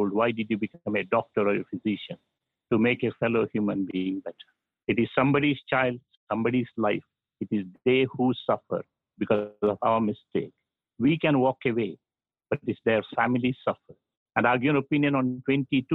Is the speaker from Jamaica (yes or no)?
no; South India, India; I'm from South India